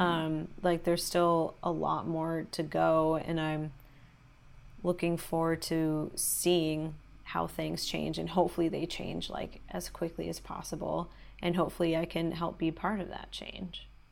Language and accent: English; Los Angeles, California, United States; born or raised there